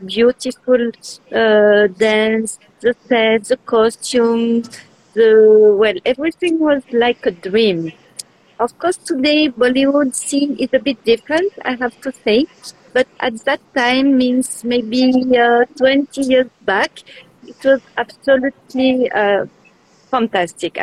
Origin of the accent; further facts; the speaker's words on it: Switzerland; also born or lived in Geneva, Switzerland; I'm coming from Switzerland. I live in the city of Geneva, which is the French city in Switzerland